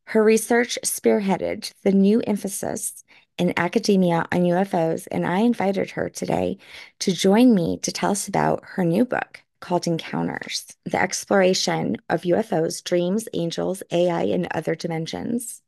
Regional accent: Louisiana, United States; I'm from Louisiana

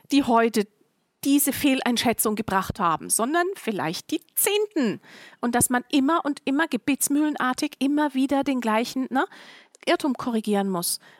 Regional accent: Germany; born there; nein, meine Frau, nein, ich bin in Deutschland geboren. Ja, meine Eltern auch.

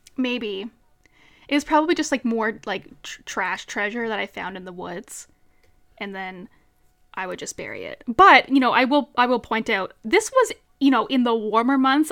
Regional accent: Central, Newfoundland and Labrador, Canada; I'm from Newfoundland

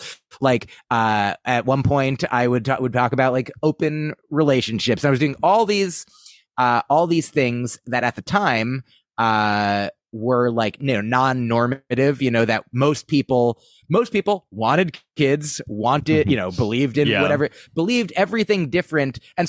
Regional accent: New Jersey, United States; I grew up in New Jersey. I just went up there for school.

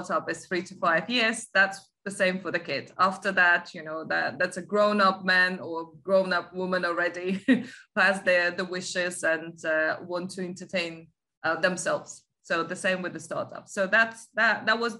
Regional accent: Latvia; moved away as an adult; now in United Kingdom; I grew up in Latvia, I was the post-USSR kid.

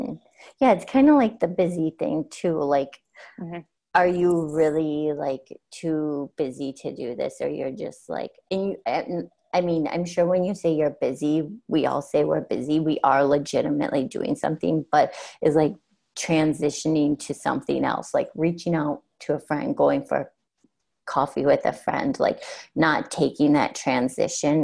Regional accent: South Dakota, United States; moved away; I'm originally from South Dakota

